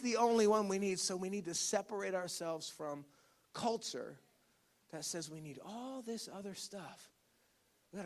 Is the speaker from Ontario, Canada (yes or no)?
yes; Ontario, Canada; moved away; I grew up in Ontario. And one of the struggles I have with returning to Ontario